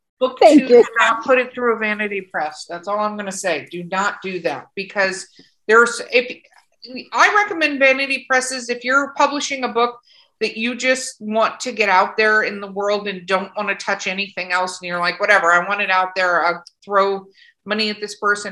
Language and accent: English; Los Angeles, California, United States; moved away; I used to live in California. I grew up in Hollywood